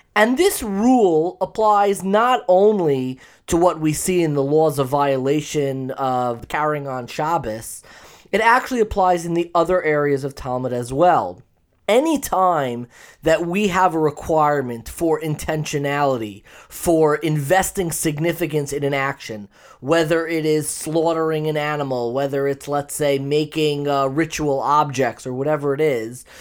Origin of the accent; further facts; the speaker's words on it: Long Island, New York, United States; I grew up in Long Island